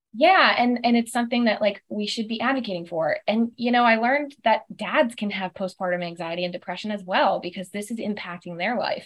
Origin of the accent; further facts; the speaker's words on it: South Florida, United States; moved away as an adult; also born or lived in Auburn, Alabama / Atlanta, Georgia; now in Chamblee, United States; I'm originally from South Florida